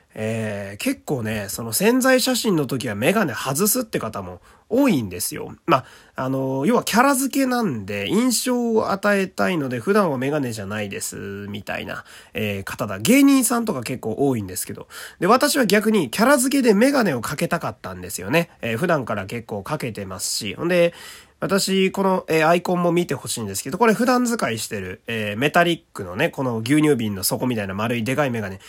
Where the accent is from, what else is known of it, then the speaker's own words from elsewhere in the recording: Fukui, Japan; 私はあの、福井県という土田舎の、えー、出身